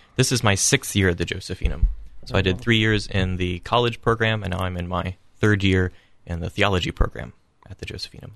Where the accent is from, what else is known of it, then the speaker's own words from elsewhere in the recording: Columbus, Ohio, United States; I grew up in Immaculate Conception Parish in Clintonville here in Columbus